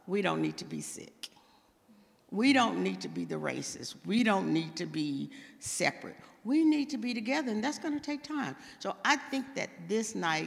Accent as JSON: {"language": "English", "region": "Texas", "country": "United States", "moved": "yes", "said": "I'm from Texas"}